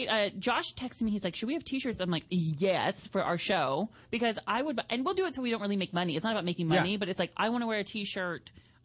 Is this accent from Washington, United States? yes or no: yes; Mount Vernon, Washington, United States; we're from Mount Vernon, Washington, which is the land of politeness.